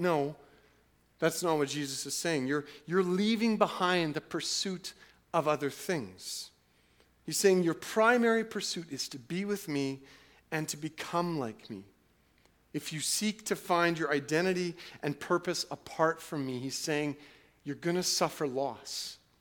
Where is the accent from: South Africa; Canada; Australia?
Canada; twenty-first century autonomous, individualistic, wealthy Canadians